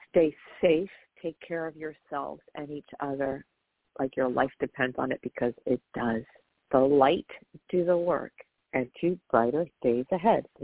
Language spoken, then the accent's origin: English; Atlanta, Georgia, United States; So now I'm from Atlanta.